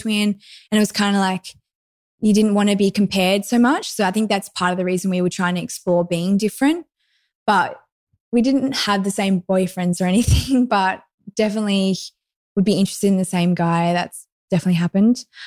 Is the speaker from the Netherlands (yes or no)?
no; Lennox Head, New South Wales, Australia; I grew up in Lenox Head, which is northern New South Wales, very close to Byron Bay